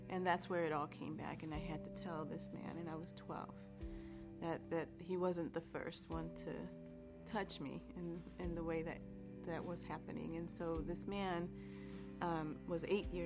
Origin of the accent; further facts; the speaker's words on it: Chicago, Illinois, United States; also born or lived in Boston; I was born in Boston. When I was two, we moved to Chicago